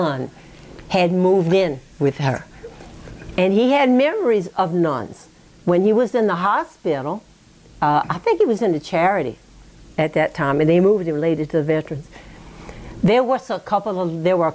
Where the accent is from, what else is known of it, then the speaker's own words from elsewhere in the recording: Baton Rouge, Louisiana, United States; also born or lived in Pointe Coupee Parish, Louisiana / Dallas; I applied to LSU because it was in my hometown, right, Baton Rouge